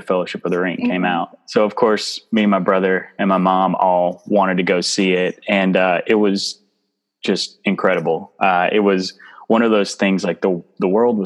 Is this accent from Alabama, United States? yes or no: yes; Alabama, United States; now in Chicago, United States; I'm originally from Alabama, where I grew up with Elizabeth Ann's husband